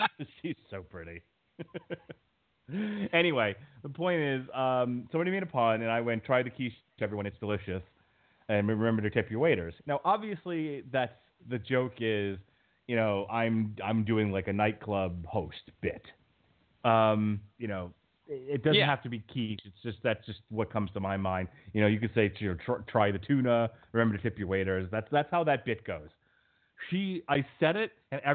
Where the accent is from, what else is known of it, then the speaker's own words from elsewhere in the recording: United States; I say that as an American